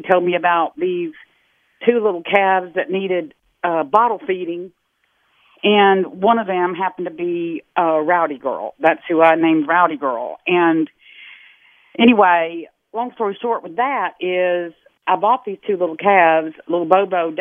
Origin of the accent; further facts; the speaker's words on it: Texas, United States; I'm from Texas, dyed-in-the-wool Texas girl